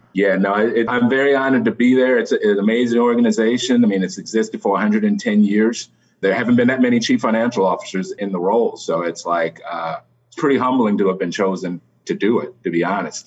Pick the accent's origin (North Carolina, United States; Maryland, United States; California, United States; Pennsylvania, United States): Maryland, United States; just outside of Washington D.C.; moved away as an adult; also born or lived in Columbia, Maryland; now in New York, United States; I'm really from Maryland. I grew up just outside of Washington D.C.